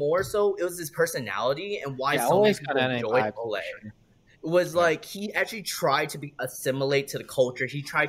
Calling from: California, United States; The Bay Area.

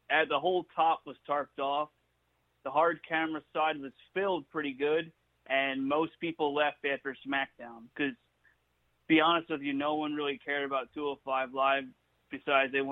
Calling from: Seattle, Washington, United States

